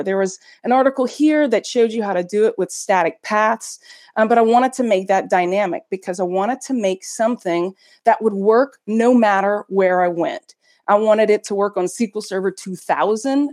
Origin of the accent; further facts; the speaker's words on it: United States; now in Belgium; I'm an American working in Belgium